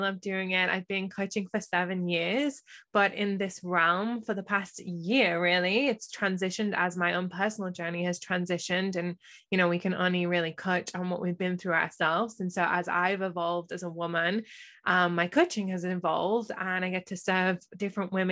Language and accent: English; England, United Kingdom; moved away as an adult; also born or lived in United States; I am from England. I have just spent the last 4 years living in America, and now I'm a little bit nomadic